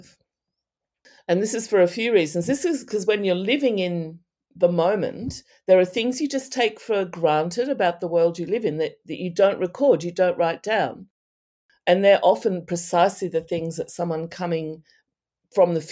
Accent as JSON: {"language": "English", "country": "Australia", "said": "I'm from Australia"}